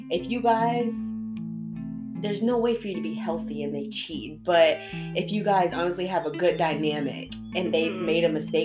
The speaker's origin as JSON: {"language": "English", "town": "Sarasota", "region": "Florida", "country": "United States", "said": "We're from Sarasota, Florida."}